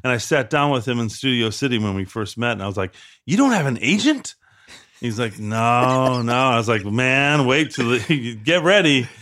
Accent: Chicago, Illinois, United States; moved away; Chicago. I'm from the south side of Chicago

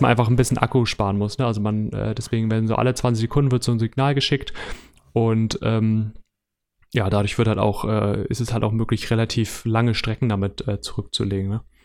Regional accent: Hamburg, Germany; ich komme aus Hamburg

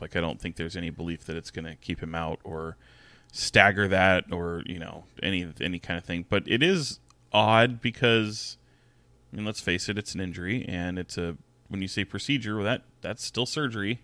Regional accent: Sacramento, California, United States; I grew up in Sacramento, I grew up a Kings fan

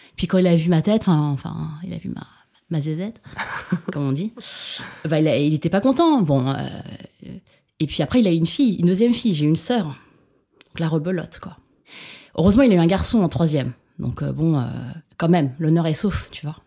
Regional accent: Grenoble, Auvergne-Rhône-Alpes, France; first language Chinese; French is a second language; moved away; also born or lived in Paris; je suis née à Grenoble

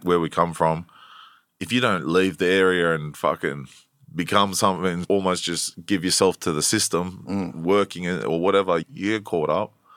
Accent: Blacktown, New South Wales, Australia; also born or lived in Prospect, New South Wales; I grew up in Blacktown area.

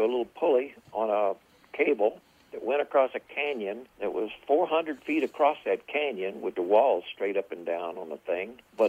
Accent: Texas, United States; also born or lived in North Dakota; I'm originally from, I always tell people I'm from South America. They said, really? Yeah. South Texas.

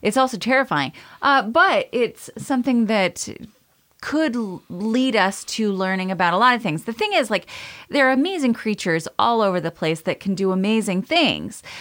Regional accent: Maine, United States; I'm from Maine

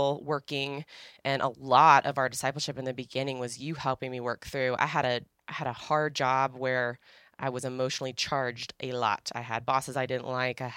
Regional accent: Northern Virginia, United States; I grew up in Northern Virginia

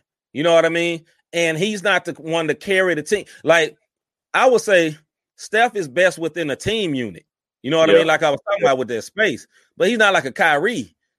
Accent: Memphis, Tennessee, United States; my M-town, from my hometown

